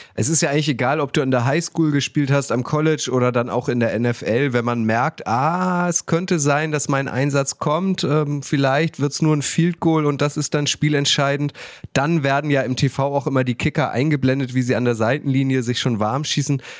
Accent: Germany; als Deutscher, der mit dem Fußball aufgewachsen ist

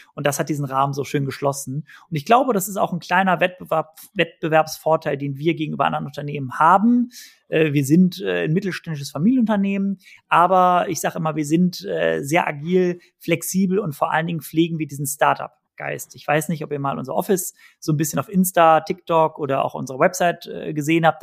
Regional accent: Cologne, North Rhine-Westphalia, Germany; Ich bin als Kölsche Frohnatur geboren worden

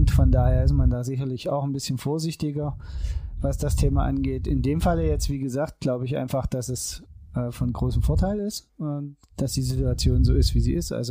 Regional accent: Saxony, Germany; als halt Sachse.

